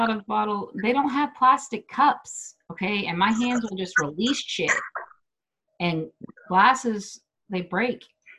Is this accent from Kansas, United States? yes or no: yes; Wichita, Kansas, United States; moved away as an adult; now in Denver, United States; people here in my hometown in Wichita